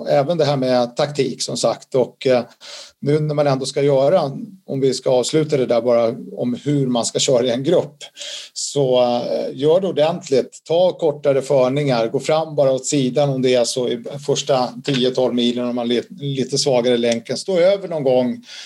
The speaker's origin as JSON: {"language": "Swedish", "country": "Sweden", "tie": "born or raised there", "said": "Jag har ju två italienska föräldrar, även om jag är född i Sverige så har jag en stark koppling till Italien"}